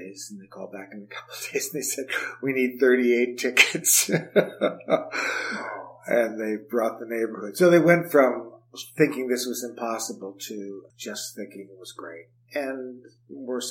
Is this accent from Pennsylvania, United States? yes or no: yes; Scranton, Pennsylvania, United States; I grew up in Scranton, Pennsylvania